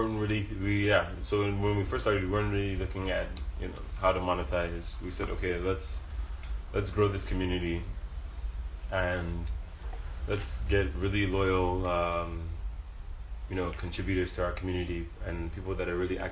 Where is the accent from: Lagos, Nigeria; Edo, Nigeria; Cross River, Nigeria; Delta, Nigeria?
Lagos, Nigeria; growing up in Lagos